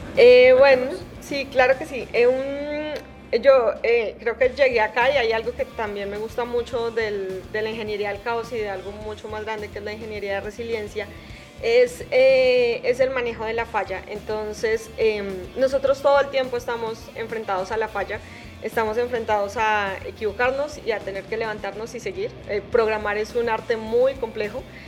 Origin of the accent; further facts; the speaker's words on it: Garagoa, Boyacá, Colombia; now in Bogotá, Colombia; soy colombiana, soy, eh, soy de un pueblo que se llama Garagoa, en Boyacá